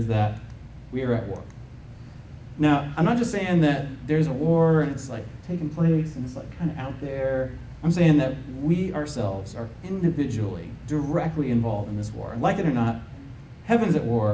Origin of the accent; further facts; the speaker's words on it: United States; as an American citizen